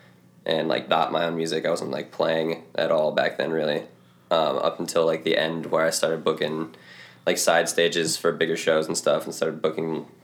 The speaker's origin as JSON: {"language": "English", "town": "Cooper City", "region": "Florida", "country": "United States", "tie": "born or raised there", "also_born_or_lived": "Miami", "moved": "as an adult", "lives_now": "Minneapolis, United States", "said": "I'm from Cooper City, which is like in between Miami and Fort Lauderdale, kind of just like more northwest of Miami. I was born in Miami"}